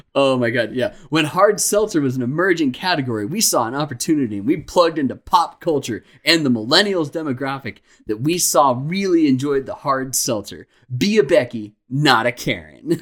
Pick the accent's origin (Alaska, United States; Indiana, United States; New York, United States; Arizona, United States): Arizona, United States; Phoenix; we're from Phoenix, Arizona